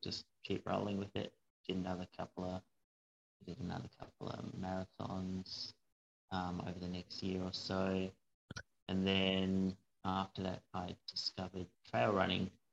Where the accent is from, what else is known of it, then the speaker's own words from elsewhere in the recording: Hobart, Tasmania, Australia; also born or lived in Brisbane / North Queensland; I grew up in Hobart